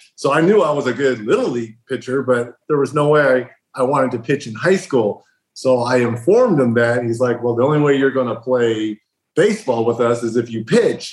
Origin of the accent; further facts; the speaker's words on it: Riverside, California, United States; Growing up in Riverside, California